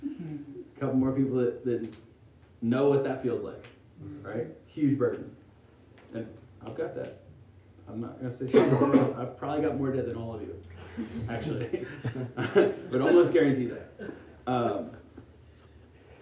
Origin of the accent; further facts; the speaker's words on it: Pennsylvania, United States; moved away; I'm from Pennsylvania originally. And I grew up distinctly middle class.